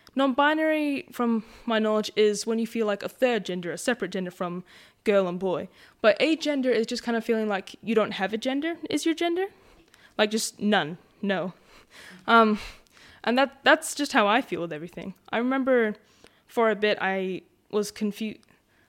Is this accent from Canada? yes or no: no; Western Australia, Australia; I know that me and Mum are Noongar, and we're from Whadjuk and Belladong, aren't we, Mum?